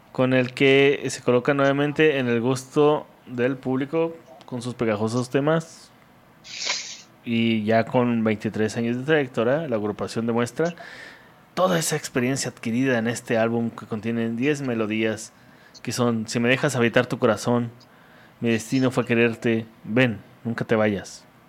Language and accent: Spanish; northern Mexico, Mexico; yo como norteño